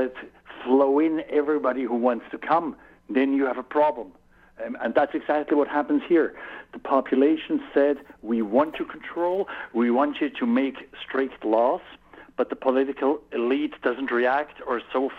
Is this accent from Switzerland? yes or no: yes; Switzerland; accent: Swiss; English is a second language